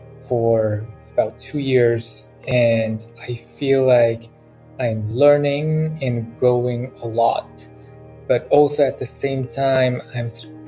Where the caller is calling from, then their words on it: Dakar, Senegal; I'm calling from Dakar, Senegal.